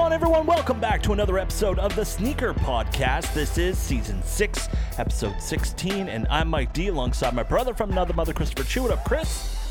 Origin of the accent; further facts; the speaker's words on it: Canada; We're Canadian